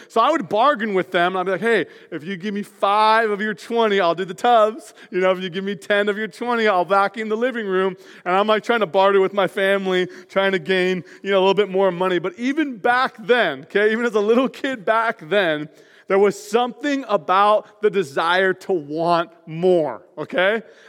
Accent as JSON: {"language": "English", "town": "North Marysville", "region": "Washington", "country": "United States", "tie": "born or raised there", "said": "I remember being a kid. I grew up in North Marysville. My mom and my dad, I had 2 older brothers. I'm the youngest of 3."}